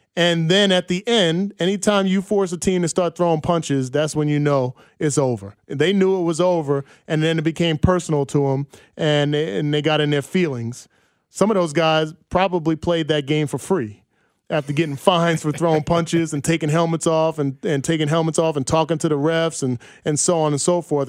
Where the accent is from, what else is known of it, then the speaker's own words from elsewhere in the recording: New York, United States; moved away; I'm closer to New York City.